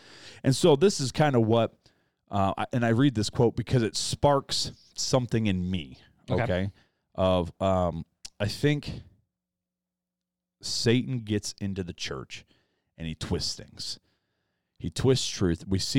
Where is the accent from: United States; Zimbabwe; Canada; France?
United States; South Bend, Indiana; I'm from South Bend.